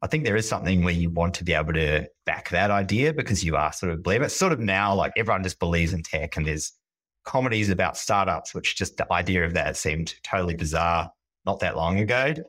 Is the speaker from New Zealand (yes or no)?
yes; New Zealand; moved away as an adult; now in Sydney, Australia; I am a Kiwi. I grew up in New Zealand and moved to Sydney in my very early twenties.